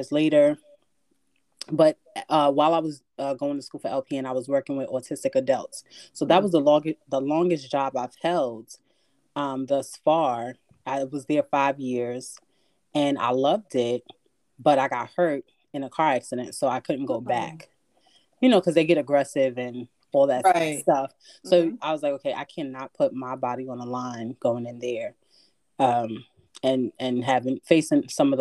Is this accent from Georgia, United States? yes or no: no; New York City, New York, United States; moved away as an adult; now in Connecticut, United States; I'm from the Bronx